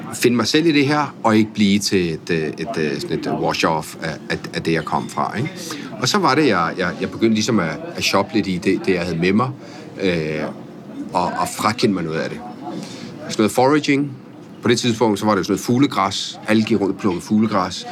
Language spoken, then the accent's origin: Danish; Italy; also born or lived in Spain / France; now in Denmark; jeg er født i Italien af en norsk mor